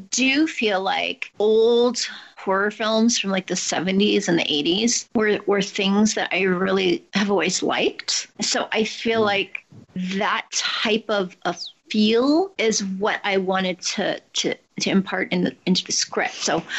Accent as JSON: {"language": "English", "country": "Germany", "tie": "born or raised there", "second_language": "English", "said": "I learned to speak English when I was six. I mean, I was born in Germany, and that's where I'm from, but I don't think I have an accent."}